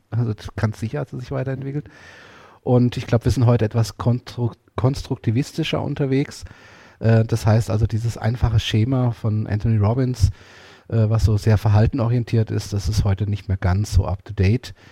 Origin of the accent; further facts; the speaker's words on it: Portugal; German is a second language; vor allen Dingen auch mit meinem Bild von der Religion und auch gerade auch als Portugiese von der katholischen Kirche